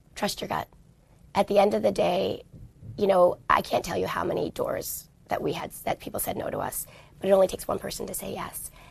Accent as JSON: {"language": "English", "town": "New York City", "region": "New York", "country": "United States", "tie": "born or raised there", "moved": "yes", "said": "growing up in New York"}